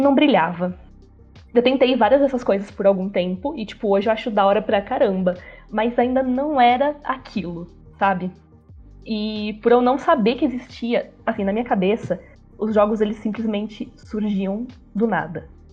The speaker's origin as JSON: {"language": "Portuguese", "town": "Rio das Pedras", "region": "São Paulo", "country": "Brazil", "also_born_or_lived": "Americana", "said": "eu sou de uma cidadezinha do interior, chama Rio das Pedras, é super pequenininha"}